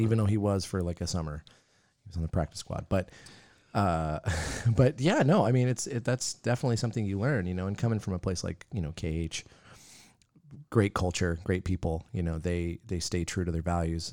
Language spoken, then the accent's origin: English; Yakima, Washington, United States; now in Spokane, United States; Growing up in Yakima, never thought I'd end up here.